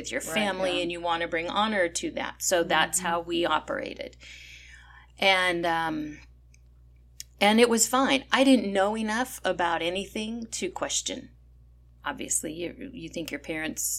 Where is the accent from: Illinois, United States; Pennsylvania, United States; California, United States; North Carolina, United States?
California, United States; I was born and raised in California